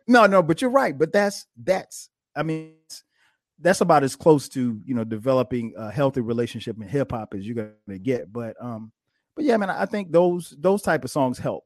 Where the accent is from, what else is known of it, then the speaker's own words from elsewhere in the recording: Florence, South Carolina, United States; I grew up in little small town, uh, Florence, South Carolina